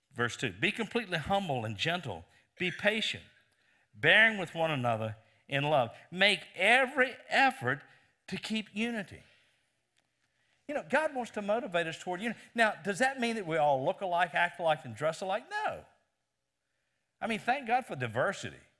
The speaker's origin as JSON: {"language": "English", "town": "Lynchburg", "region": "Virginia", "country": "United States", "tie": "born or raised there", "said": "Lynchburg, Virginia, my hometown"}